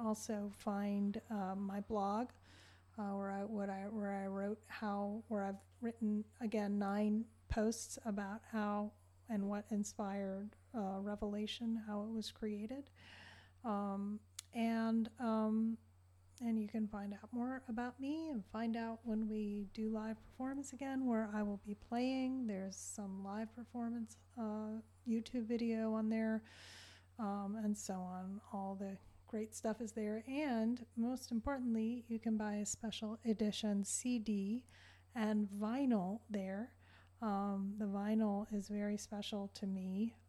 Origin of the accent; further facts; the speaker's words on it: Southern Virginia, United States; moved away as an adult; also born or lived in New Mexico / Arizona / Southern California / Montana; now in New York City, United States; I am from Southern Virginia, where I was born and raised